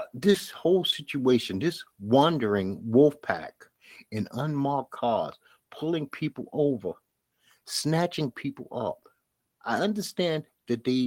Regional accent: New York City, New York, United States; A lot of us black inner city people, and I'm from Bed-Stuy, Brooklyn

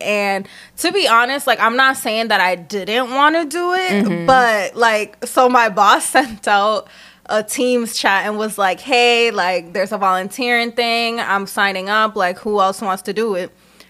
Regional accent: Lowell, Massachusetts, United States; I'm driving through my hometown Lowell today

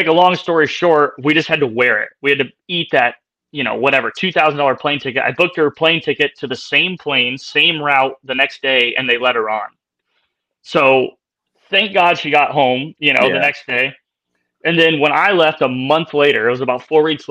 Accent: United States; me being an American over there

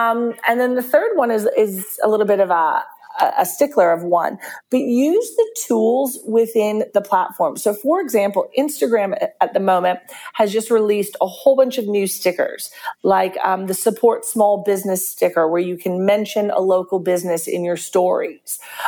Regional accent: Australia; We're Australian, that's what we do.

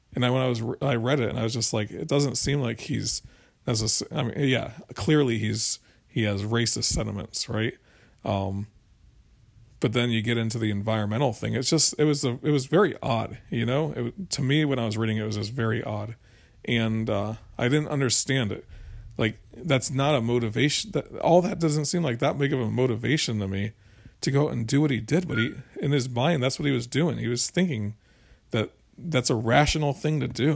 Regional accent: Florida, United States; now in South Carolina, United States; I'm from Florida and, and from, uh, and I live in South Carolina now

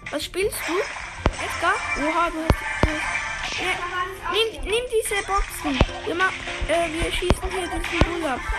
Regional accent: Switzerland; accent: Swiss German; aber ich bin eine Schweizer, darum kann ich nicht so gut.

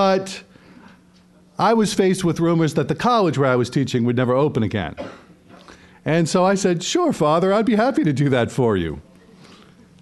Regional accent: New Orleans, Louisiana, United States; moved away as an adult; now in northern Indiana, United States; I'm from New Orleans, Louisiana, the beautiful city where I, where my wife Christine and my children were all born, and which, up until the summer of 2018, was our home. 44 of my 51 years of life were spent right in that city

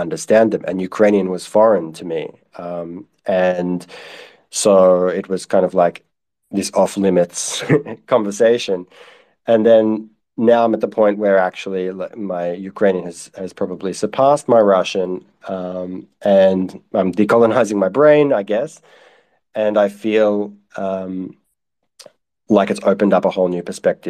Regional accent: Australia; as an Australian

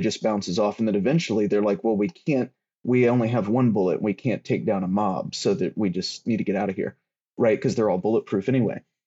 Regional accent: the South, United States; I grew up in the South

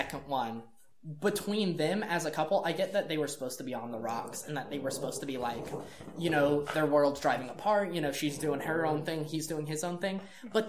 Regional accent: United States; I am an American.

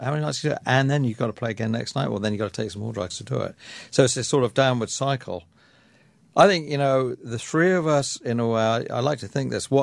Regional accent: England, United Kingdom; I'm an English bloke

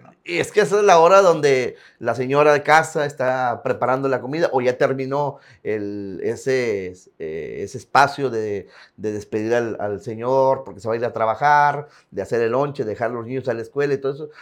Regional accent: Tampacán, San Luis Potosí, Mexico; moved away as an adult; also born or lived in Ciudad Acuña; now in Piedras Negras, Mexico; Tampacán, San Luis Potosí de originarios

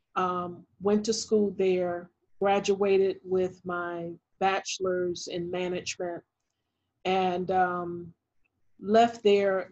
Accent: Thomasville, Georgia, United States; moved away; I am from Thomasville, Georgia, and Thomasville, Georgia is about 22 miles from the Florida state line. And so, growing up in a small town

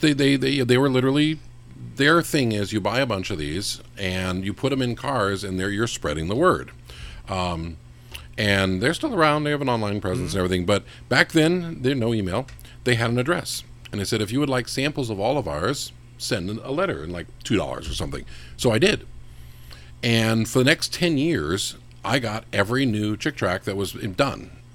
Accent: West Coast, United States; I grew up in the West Coast

